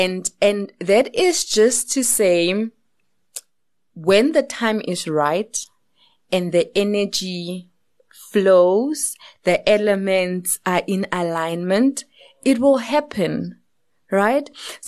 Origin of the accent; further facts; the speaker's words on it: Kimberley, Northern Cape, South Africa; now in Johannesburg, South Africa; I'm from Kimberley. So I grew up in Kimberley and I came to Johannesburg much later on in my life.